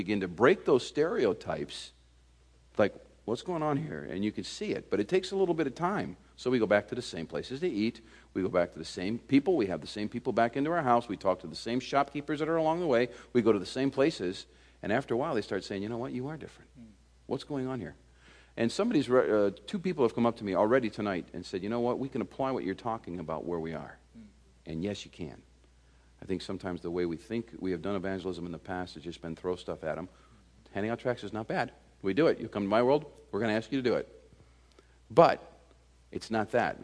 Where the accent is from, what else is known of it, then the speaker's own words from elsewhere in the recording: United States; moved away as an adult; now in France; We are Americans in France, so all of a sudden we're foreigners